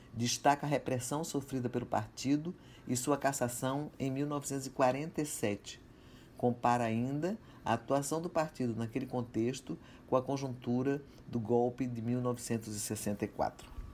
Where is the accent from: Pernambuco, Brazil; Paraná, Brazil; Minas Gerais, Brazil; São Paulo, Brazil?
Pernambuco, Brazil; Recife; Com 14 anos de idade, morando em Recife, minha terra natal